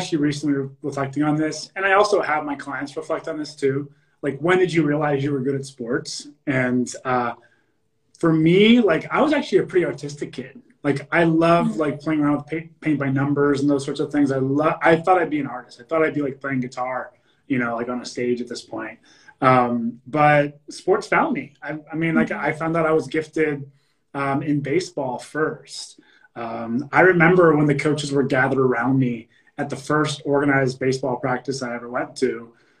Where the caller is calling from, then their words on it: San Diego, California, United States; San Diego, yeah.